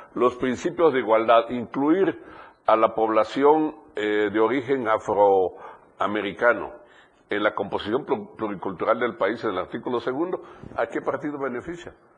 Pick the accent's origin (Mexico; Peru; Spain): Mexico; Chiapas; Yo soy un chiapaneco, un ciudadano con plenos derechos que no he perdido ni siquiera la residencia aquí, porque aquí vivo